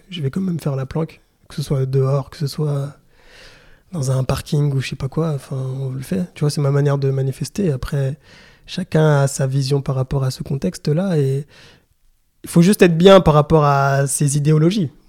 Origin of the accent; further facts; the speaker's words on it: DR Congo; Bon, je suis congolais, j'ai besoin aussi de, de, me ressourcer par rapport à l'histoire.